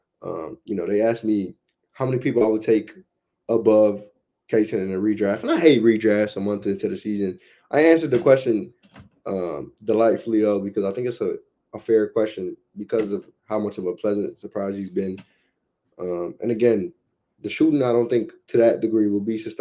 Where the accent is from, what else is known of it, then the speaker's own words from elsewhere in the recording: Chicago, Illinois, United States; also born or lived in Omaha, Nebraska; now in Oklahoma City, United States; I'm from Chicago